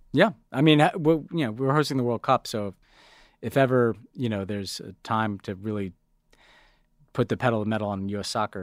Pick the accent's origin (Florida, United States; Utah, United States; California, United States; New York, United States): New York, United States; as a New Yorker